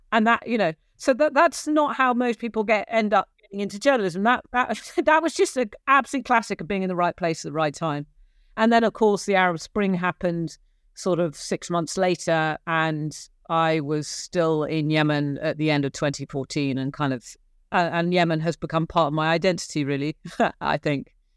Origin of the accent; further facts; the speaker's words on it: Gloucestershire, South West England, United Kingdom; accent: English; moved away as an adult; also born or lived in Cork, Ireland; I grew up in Gloucestershire in, in England